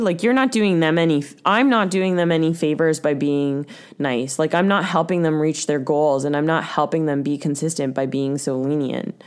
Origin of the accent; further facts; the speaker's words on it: Ontario, Canada; now in Vancouver Island, Canada; we're from Ontario